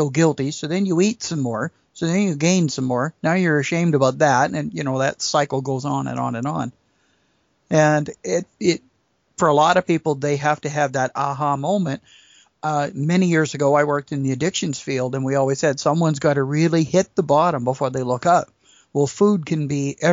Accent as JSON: {"language": "English", "area": "Lower Mainland", "region": "British Columbia", "country": "Canada", "tie": "born or raised there", "said": "I was born and raised in the Lower Mainland of BC, and in 1968, my dad moved his business to a small town way up north"}